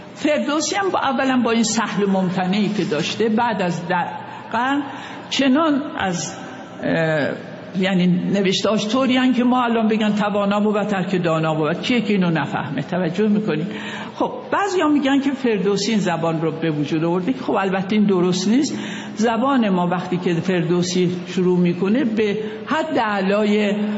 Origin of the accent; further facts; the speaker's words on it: Khoy, West Azerbaijan, Iran; moved away; also born or lived in Tehran / Kashmar; من در شهر خوی دنیا آمدم خوی یه شهری در شهر آذربایجان